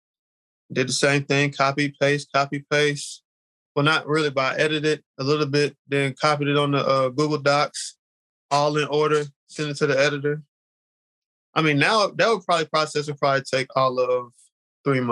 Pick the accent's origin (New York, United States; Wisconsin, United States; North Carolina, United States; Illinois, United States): North Carolina, United States; Charlotte; I'm from Charlotte.